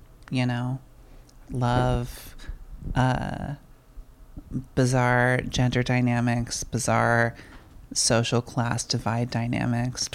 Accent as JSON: {"language": "English", "area": "Orange County", "region": "Southern California", "country": "United States", "tie": "born or raised there", "also_born_or_lived": "San Diego, California", "moved": "yes", "lives_now": "Portland, United States", "said": "born in San Diego, from OC, from the Southern Californias"}